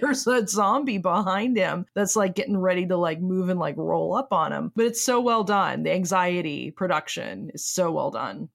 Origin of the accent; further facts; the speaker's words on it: United States; accent: American; we are American and speak with American accents